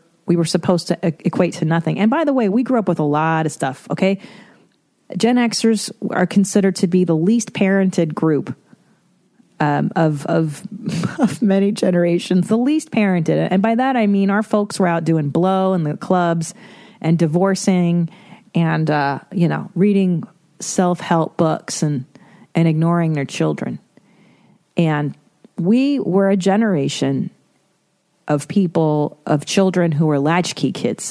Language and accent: English; Los Angeles, California, United States; I grew up in Los Angeles